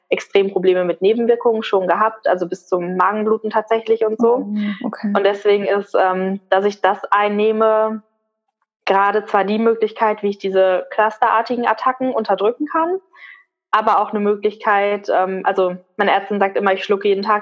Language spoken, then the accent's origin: German; North Rhine-Westphalia, Germany; moved away as an adult; ich bin für die Ausbildung damals alleine hier hochgezogen in den Norden. Ich komme ursprünglich aus dem Ruhrgebiet